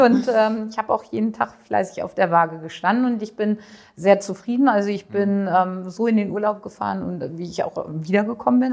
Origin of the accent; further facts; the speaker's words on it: Düsseldorf, North Rhine-Westphalia, Germany; komme aus äh, Düsseldorf und mhm. bin 48 Jahre alt